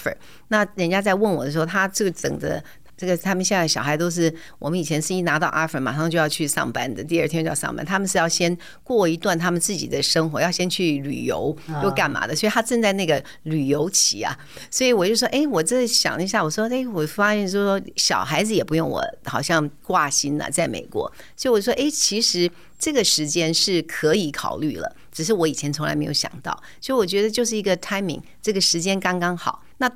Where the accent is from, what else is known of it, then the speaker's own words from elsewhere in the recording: Taiwan; also born or lived in United States; 那这个中间当然跟我回到台湾这个土生土长，看到都是同文同种，然后讲的都是中文